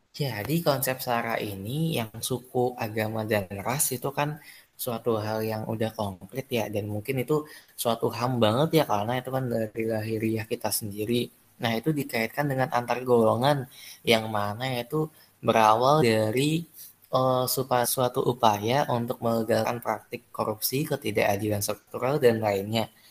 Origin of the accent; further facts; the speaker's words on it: Minangkabau, West Sumatra, Indonesia; suku aku tuh sukunya suku Minang